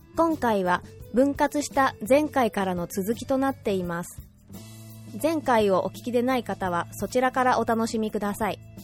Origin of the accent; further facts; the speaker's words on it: Hokkaido, Japan; moved away as an adult; now in Kochi, Japan; 私は北海道石川市出身